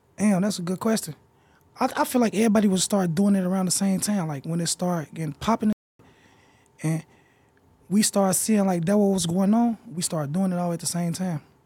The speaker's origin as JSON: {"language": "English", "town": "Chicago", "region": "Illinois", "country": "United States", "said": "I'm from Chicago"}